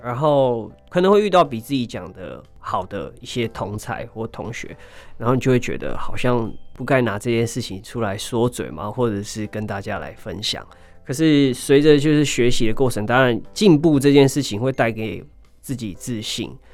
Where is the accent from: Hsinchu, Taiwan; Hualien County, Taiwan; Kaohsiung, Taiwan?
Hualien County, Taiwan; Hualien; moved away as an adult; also born or lived in Taipei; 我是来自花莲的泰鲁格族